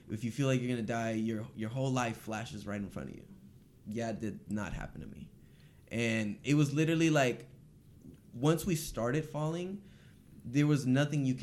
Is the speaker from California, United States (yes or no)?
yes; Los Angeles, California, United States; from here, North Hollywood.